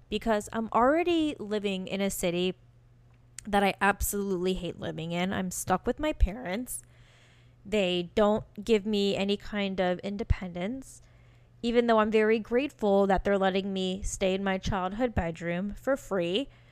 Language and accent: English; Virginia, United States; moved away as an adult; also born or lived in California; I got my first job and I got the hell out of Virginia and moved to California